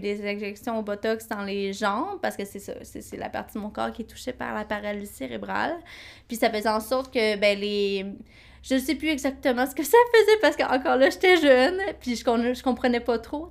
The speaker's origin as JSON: {"language": "French", "region": "Quebec", "country": "Canada", "tie": "born or raised there", "said": "j'ai grandi au Québec"}